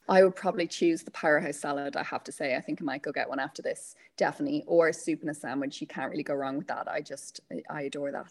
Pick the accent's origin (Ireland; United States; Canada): Ireland; Meath, Leinster; moved away; I'm from Meath originally, so I was part of Pony Club there